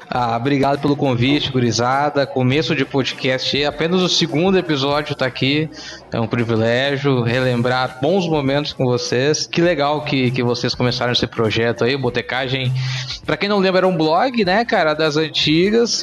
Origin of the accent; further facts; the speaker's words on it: Porto Alegre, Rio Grande do Sul, Brazil; now in Cuiabá, Brazil; eu sou gaúcho, né? sou de Porto Alegre. Vim pra cá em 96 com, com, com a minha família